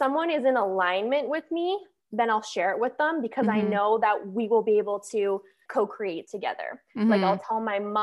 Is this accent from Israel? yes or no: no; Calgary, Alberta, Canada; moved away as an adult; now in Fort Lauderdale, United States; I am from Calgary, Alberta, and now I currently live in Fort Lauderdale, Florida.